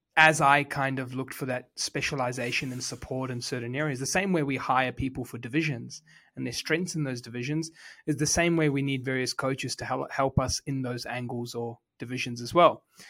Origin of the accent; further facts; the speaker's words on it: New Zealand; I was born in Housing Commission in New Zealand